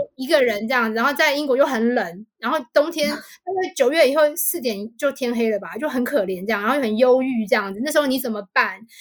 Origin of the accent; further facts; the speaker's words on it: Taipei, Taiwan; moved away as an adult; now in United Kingdom; 因为我后来考上政大，那政大离我家实在太近了 走路就可以到这样